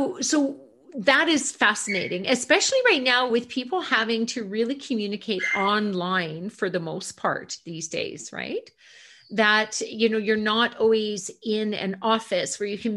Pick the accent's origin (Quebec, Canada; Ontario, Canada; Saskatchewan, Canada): Ontario, Canada; now in Calgary, Canada; I grew up in Ontario and we spend a lot of our summers in, you know, cottage country.